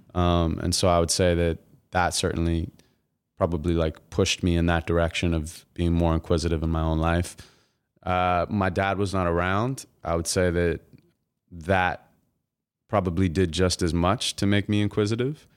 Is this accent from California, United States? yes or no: yes; Santa Monica, California, United States; I'm from Santa Monica, and, uh, I was born and raised there